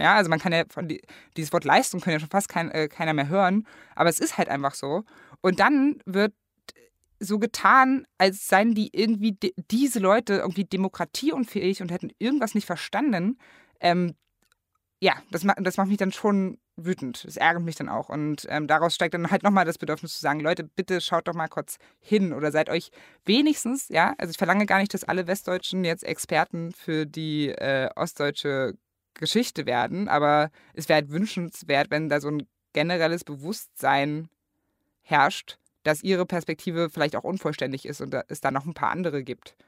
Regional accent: Magdeburg, Saxony-Anhalt, Germany; moved away as an adult; also born or lived in Gardelegen; now in Berlin, Germany; als ich in Magdeburg aufgewachsen bin

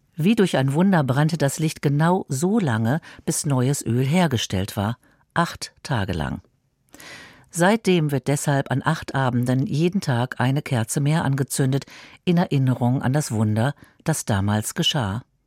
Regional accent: Berlin, Germany; in meiner Geburtsstadt

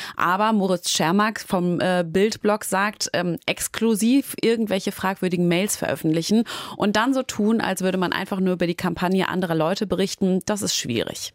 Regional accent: Essen, North Rhine-Westphalia, Germany; accent: Ruhr dialect; moved away; ich komme aus Essen

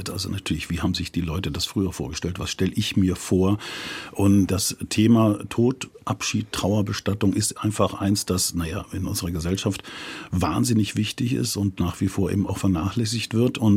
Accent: South Germany, Germany; also wir sind aus Süddeutschland

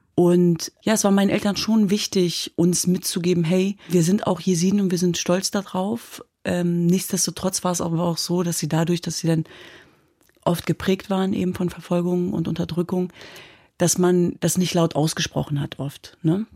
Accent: Germany; wir sind in Deutschland geboren und aufgewachsen, meine Schwestern und ich

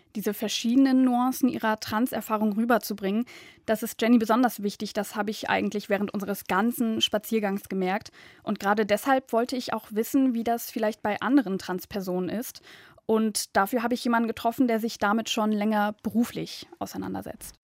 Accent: Düsseldorf, North Rhine-Westphalia, Germany; Ich komme aus Düsseldorf

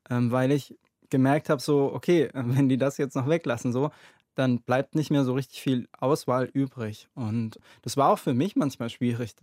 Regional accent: Germany; mein Herkunftsland

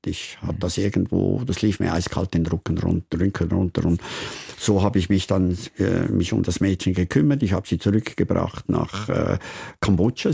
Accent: Switzerland; mein Dorfstein, wo ich aufgewachsen bin

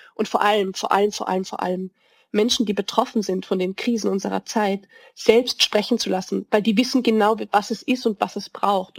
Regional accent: Vienna, Austria; als Wienerin

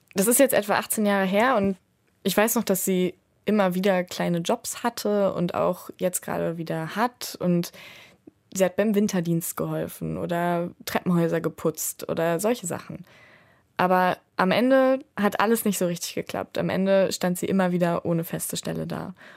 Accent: Ruhr area, North Rhine-Westphalia, Germany; Ich bin im Ruhrgebiet aufgewachsen, in einer Plattenbausiedlung

